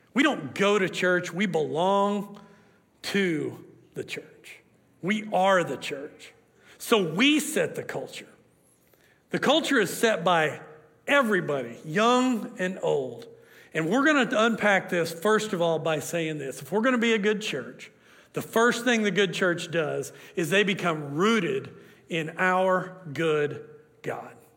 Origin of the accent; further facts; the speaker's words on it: Oklahoma, United States; I'm from Oklahoma